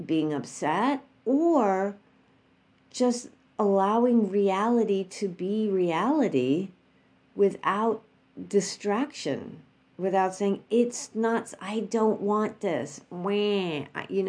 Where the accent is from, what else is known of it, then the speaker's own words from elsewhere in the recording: New York, United States; moved away; we went back to New York, which is my hometown